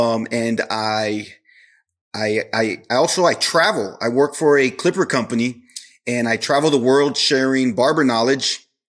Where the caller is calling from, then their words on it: Corpus Christi, Texas, United States; Corpus Christi, Texas.